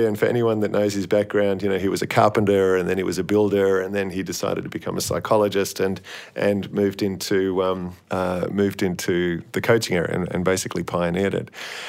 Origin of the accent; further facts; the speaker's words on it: Australia; they knew I was from Australia, and I said I was attending the Sydney Uni Masters.